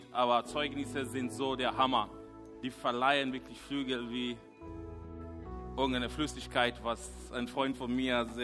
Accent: Kenya; German is a second language; moved away as an adult; now in Germany; ich bin schon länger hier in der Gemeinde und auch in Deutschland. Ich bin damals äh, ähm, aus Kenia gekommen, ein junger Mann. Ich war ähm, ja, sehr äh, nervös, vielleicht zum Teil naiv, konnte nicht so gut Deutsch

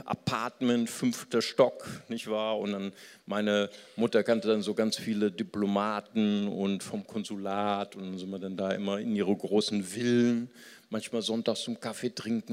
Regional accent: Germany; also born or lived in Recife, Brazil; ich bin ja in Brasilien geboren, als ich als kleines Kind nach Deutschland kam

